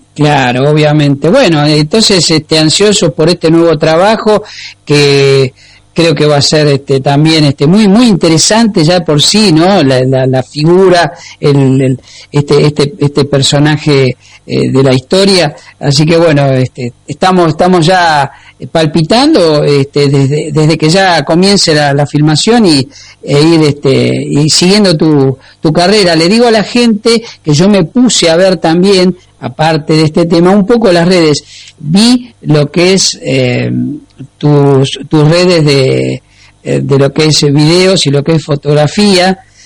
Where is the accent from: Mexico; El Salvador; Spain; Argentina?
Argentina; como argentinos nos da orgullo